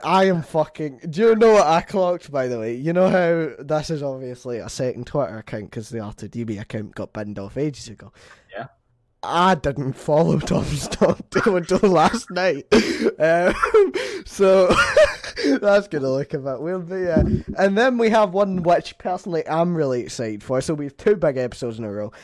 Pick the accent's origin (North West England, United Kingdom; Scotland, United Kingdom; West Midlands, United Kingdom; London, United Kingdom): Scotland, United Kingdom; I'm Scottish